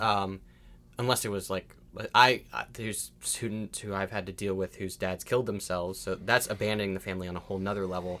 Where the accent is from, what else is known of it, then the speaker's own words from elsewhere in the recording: United States; I'm an American